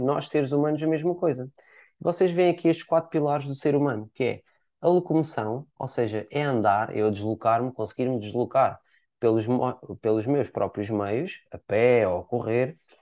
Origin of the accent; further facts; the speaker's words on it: Portimão, Algarve, Portugal; eu sou cá natural de Portimão